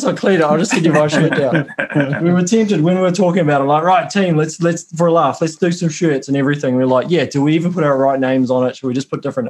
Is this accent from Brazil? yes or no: no; Auckland, New Zealand; I'm from Auckland.